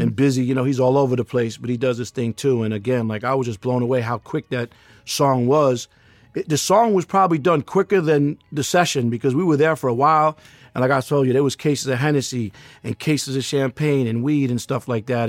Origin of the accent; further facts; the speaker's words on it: New York City, New York, United States; I'm from Queens, New York